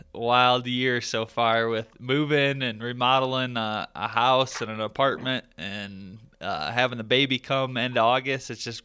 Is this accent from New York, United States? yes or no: no; Michigan, United States; now in Colorado, United States; growing up in Michigan, like that's my roots.